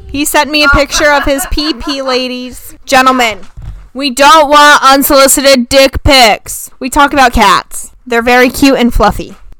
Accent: the South, United States; we're from the South

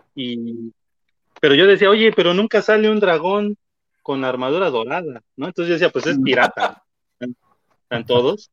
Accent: Oaxaca, Mexico; Cuando regreso a mi ciudad, yo soy de Oaxaca

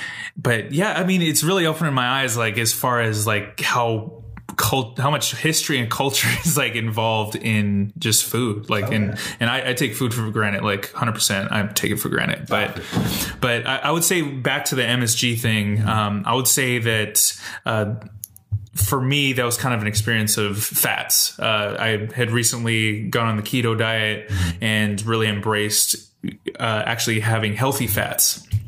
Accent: United States; me being an American, it's like, yeah, but you can go on the West Coast, you can have a burger that's completely different

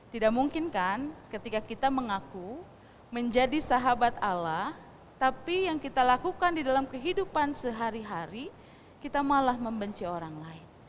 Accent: West Java, Indonesia; first language Sundanese; Indonesian is a second language; kita, orang Sunda membaca Alkitab bahasa Sunda

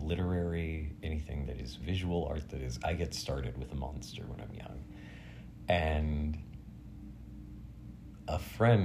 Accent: Portsmouth, Virginia, United States; I was a young kid growing up around the Great Dismal Swamp in Virginia, in Chesapeake area, Suffolk, Portsmouth, all of the Tidewater, so Southeast Virginia

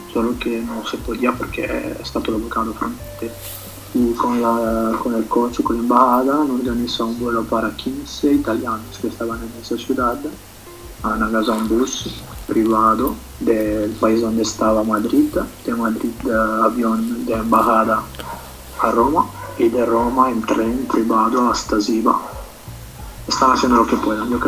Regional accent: Cochabamba, Bolivia; now in Italy; yo siempre tengo en el corazón Bolivia y Cochabamba

